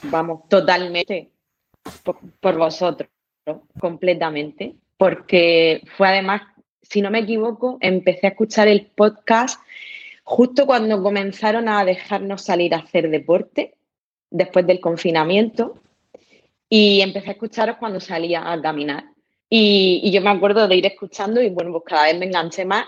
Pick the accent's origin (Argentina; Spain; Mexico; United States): Spain; Murcia, Region of Murcia; yo soy de Murcia, trabajo en Murcia